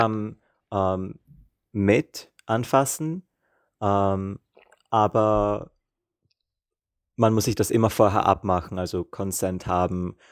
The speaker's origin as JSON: {"language": "German", "country": "Austria", "moved": "as an adult", "lives_now": "Prague, Czech Republic", "said": "ich bin aus Österreich"}